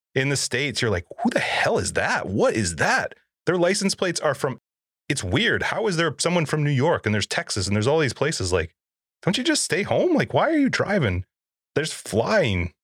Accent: Canada; I'm Canadian

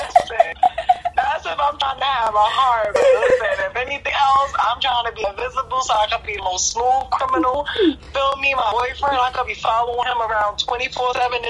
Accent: New York, United States; moved away as an adult; now in Jersey City, United States; Born and raised in New York, but I live in Jersey City now

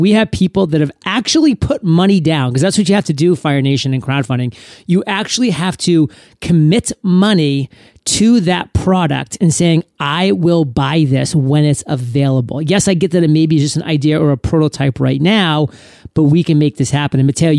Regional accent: New England, United States; I was born and raised in New England, so I am a diehard New England Patriots fan.

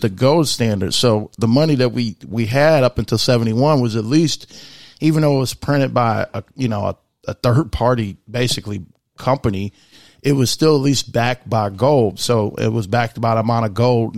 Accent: United States; I'm also very proud to be an American because I was born here and I'm an American first

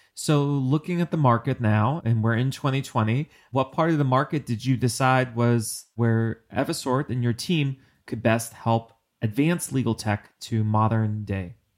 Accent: New York, United States; I'm a New Yorker

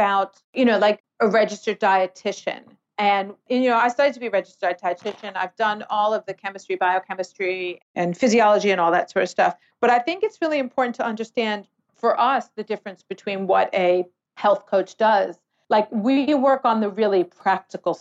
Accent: New York City, New York, United States; now in Australia; I'm from New York City

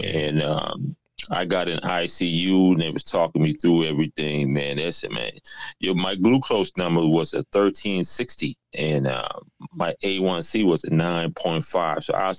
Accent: South Carolina, United States; also born or lived in New York; now in Atlanta, United States; I relocated back down south to Atlanta. I was originally from South Carolina, but I moved to New York. Now I'm in Atlanta.

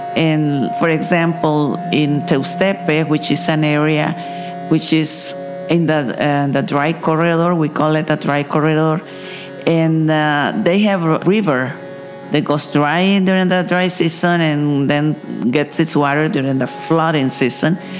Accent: Nicaragua; I come from Nicaragua

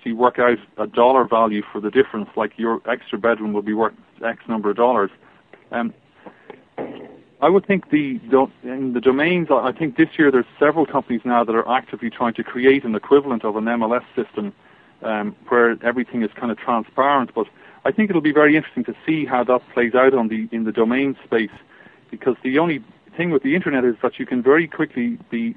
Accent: Ireland; accent: Irish; now in United States; my Irish accent in America, people love my Irish accent.

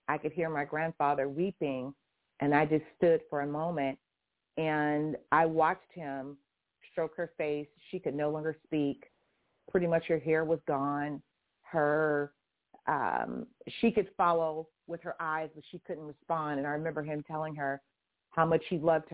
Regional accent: Houston, Texas, United States; also born or lived in Waco, Texas / Itasca, Texas; now in California, United States; I live in California, but I didn't grow up in California. I'm a Texas girl. I grew up in Houston and in Waco and parts of Itasca

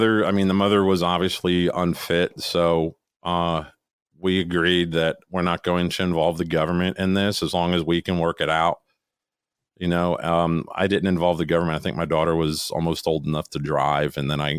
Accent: Florida, United States; moved away as an adult; back when I was 18, I moved here from Florida. I had to switch high schools.

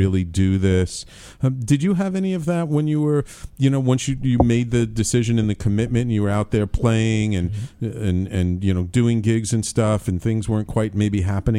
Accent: New Orleans, Louisiana, United States; I mean, and growing up in New Orleans it's like music is just everywhere. It's coming out of the walls.

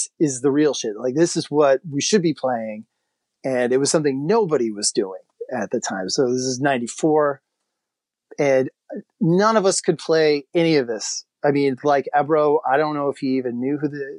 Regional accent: Waukegan, Illinois, United States; also born or lived in DeKalb; I was living in, you know, my hometown in Waukegan, which is a like a lakefront town an hour away.

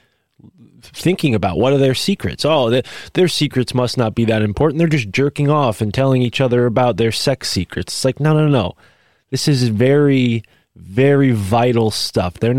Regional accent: Connecticut near New Haven, United States; I grew up in Connecticut near New Haven

